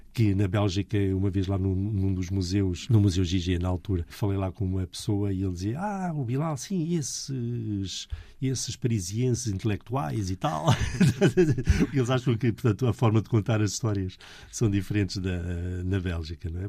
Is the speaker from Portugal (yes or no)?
yes; Portugal; eu sou português